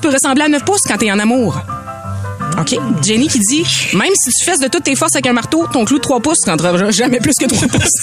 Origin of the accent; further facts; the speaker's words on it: Beauce, Quebec, Canada; accent: Beauceron; mon niveau de français qui est beauceron moyen, on va le dire. J'ai un accent